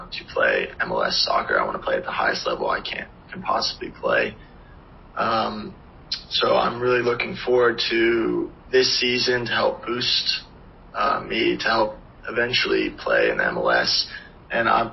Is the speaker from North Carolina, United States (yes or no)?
yes; Charlotte, North Carolina, United States; born or raised there